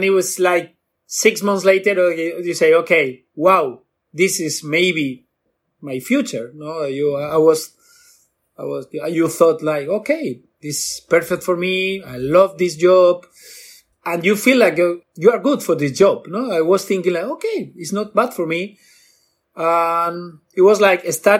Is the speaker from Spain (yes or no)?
yes; Bilbao, Basque Country, Spain; I'm from Bilbao, Basque Country, the north of Spain.